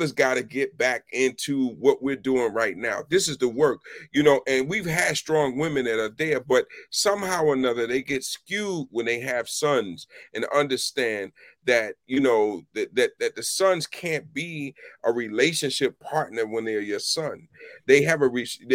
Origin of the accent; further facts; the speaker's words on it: Philadelphia, Pennsylvania, United States; now in Washington, D.C., United States; I grew up in West Philly